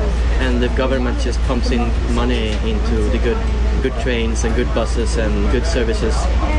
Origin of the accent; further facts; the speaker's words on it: Sweden; in Sweden, where I'm from.